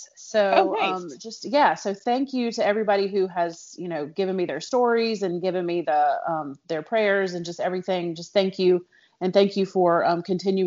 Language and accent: English; United States; I am an American